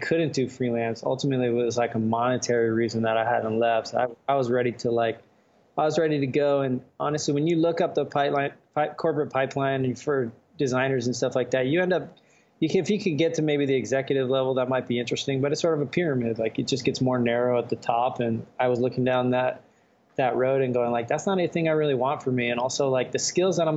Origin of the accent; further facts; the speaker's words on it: Florida, United States; moved away as an adult; now in California, United States; Born and raised in Florida